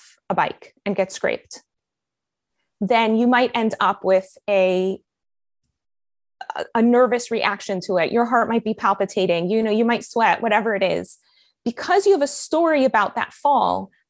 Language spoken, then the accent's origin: English; Miami, Florida, United States; accent: American; moved away as an adult; also born or lived in Colombia; now in Israel; I have such a good American accent when I speak in English because I mostly grew up in Miami.